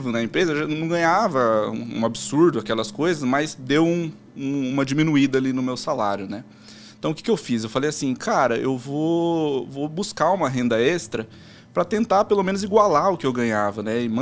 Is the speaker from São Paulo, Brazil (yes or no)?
yes; Americana, São Paulo, Brazil; Mas eu, eu nasci e moro lá em Americana até hoje.